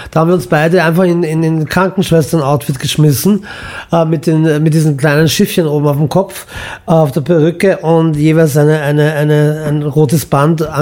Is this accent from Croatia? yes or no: yes; Imotski, Split-Dalmatia County, Croatia; born there; Also mein Vater ist in Mostar geboren, meine Mutter mhm. in Belgrad, das ist Süddalmatien, und ich bin in Imotski geboren.